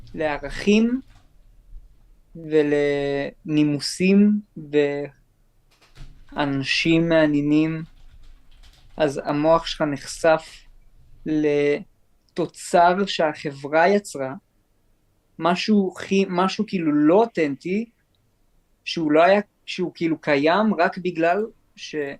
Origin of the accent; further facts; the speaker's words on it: Jerusalem, Jerusalem District, Israel; אני נולדתי בירושלים